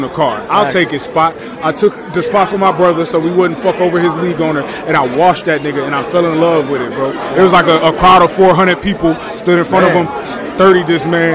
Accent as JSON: {"language": "English", "town": "Cleveland", "region": "Ohio", "country": "United States", "tie": "born or raised there", "also_born_or_lived": "Akron, Ohio", "said": "I'm from Cleveland, bro, originally."}